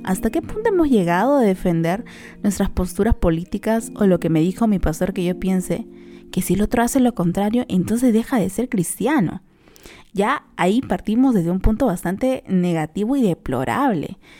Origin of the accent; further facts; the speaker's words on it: Peru; somos peruanos